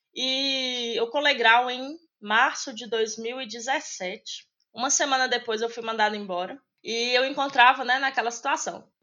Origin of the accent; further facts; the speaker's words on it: Medina, Minas Gerais, Brazil; moved away as an adult; now in Belo Horizonte, Brazil; eu não sou de Belo Horizonte, né? Hoje eu moro aqui, mas eu sou do interior de Minas, uma cidade pequena chamada Medina, e eu vim embora para cá para estudar